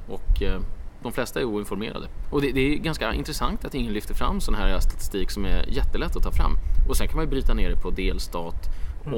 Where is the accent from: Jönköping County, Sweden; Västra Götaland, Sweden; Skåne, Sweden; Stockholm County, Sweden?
Stockholm County, Sweden; Stockholm; Exakt, mina hemtrakter